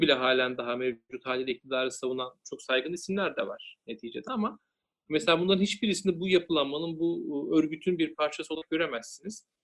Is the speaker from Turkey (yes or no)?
yes; Denizli, Turkey; ben Denizliliyim. Aslen de yürüyüm.